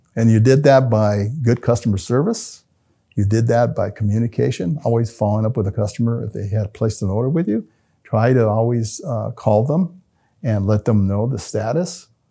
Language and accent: English; Albuquerque, New Mexico, United States; I come from Martinez Town, the body of Martinez Town.